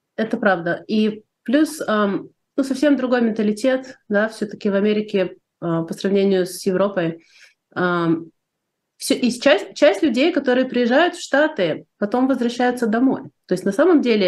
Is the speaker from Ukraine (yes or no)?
yes; Odesa, Odesa Oblast, Ukraine; moved away as an adult; now in United States; я живу в Штатах уже больше 30 лет, Сама я из Одессы, из Украины.